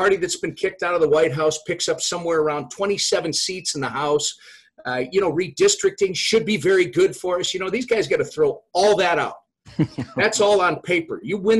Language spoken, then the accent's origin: English; Minnesota, United States; as a fellow Minnesotan.